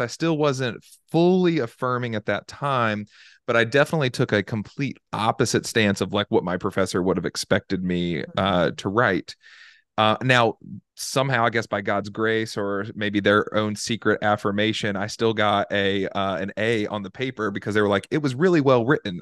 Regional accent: Charlotte, North Carolina, United States; moved away as an adult; also born or lived in Virginia; I'm from Charlotte, North Carolina

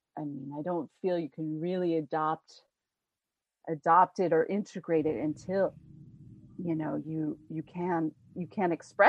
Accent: United States; moved away as an adult; now in France; as an American

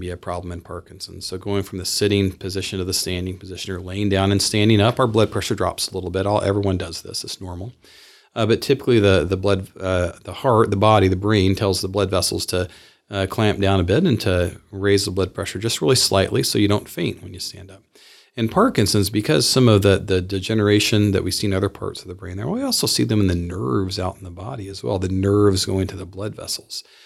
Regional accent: the South, Southern United States, United States; I am a Southerner.

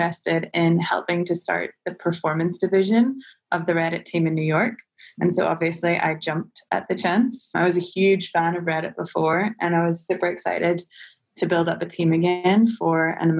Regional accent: Northern Ireland, United Kingdom; moved away as an adult; now in San Francisco, United States; I'm originally from Northern Ireland, if the accent didn't give me away.

